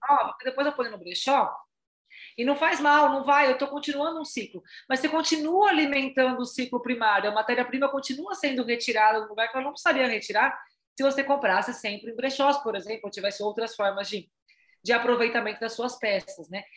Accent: Salto, São Paulo, Brazil; a gente é de Salto, né, a gente tá em Salto, interior de São Paulo

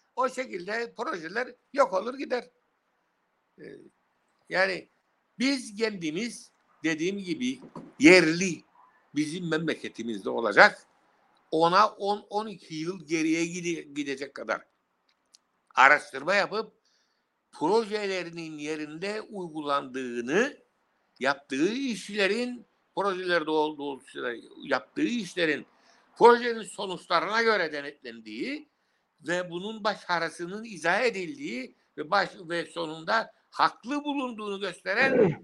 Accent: Cyprus

